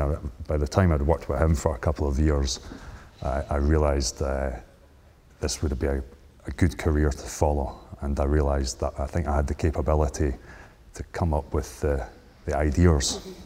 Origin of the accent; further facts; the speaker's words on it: Scotland, United Kingdom; moved away; I'm originally from Scotland